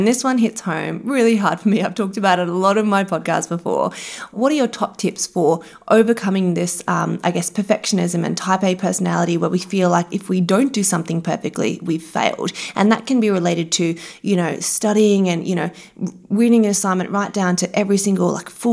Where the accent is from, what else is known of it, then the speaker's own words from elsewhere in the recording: Brisbane, Queensland, Australia; We're from Brisbane